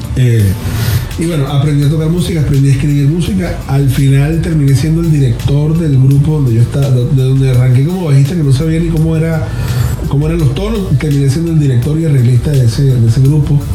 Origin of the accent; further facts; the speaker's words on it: La Victoria, Aragua, Venezuela; de la ciudad de donde yo soy, o del pueblo donde yo soy, que es La Victoria, Estado Aragua